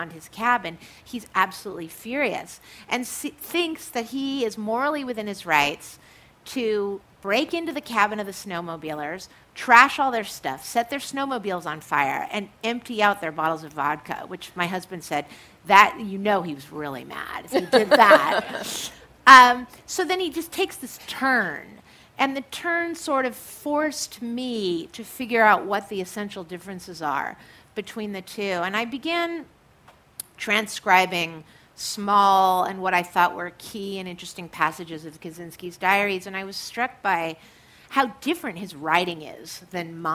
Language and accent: English; San Francisco, California, United States; the old working class places like that where I was raised in the Sunset District